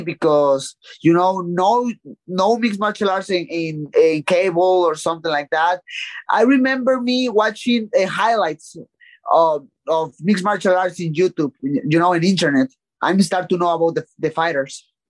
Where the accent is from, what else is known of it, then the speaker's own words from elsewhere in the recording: Tijuana, Baja California, Mexico; English is a second language; from my hometown in Tijuana